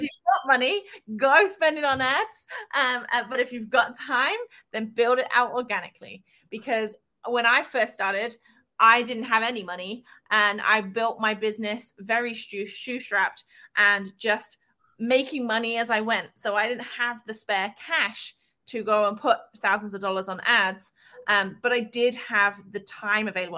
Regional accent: England, United Kingdom; I'm English

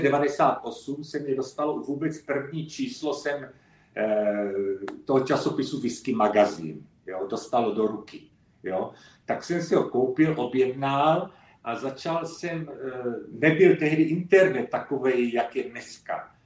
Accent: Moravian Slovakia, South Moravian Region, Czechia; moved away; also born or lived in London, United Kingdom / Elgin, Scotland; já jsem pocházím taky z Jižní Moravy, eh, ze Slovácka

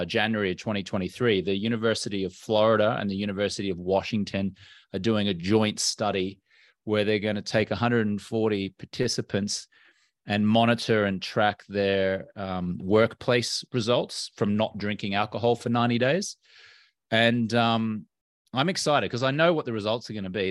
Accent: Brisbane, Queensland, Australia; moved away as an adult; also born or lived in London, United Kingdom / Los Angeles, United States; Well, I'm Australian American. Grew up in Brisbane on the East Coast of Australia.

